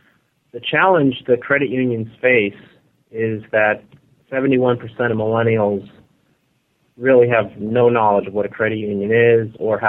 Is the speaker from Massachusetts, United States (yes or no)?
yes; Boston, Massachusetts, United States; moved away as an adult; now in Florida, United States; So I'm still a Bostonian in some ways, but I'm working down here in Florida.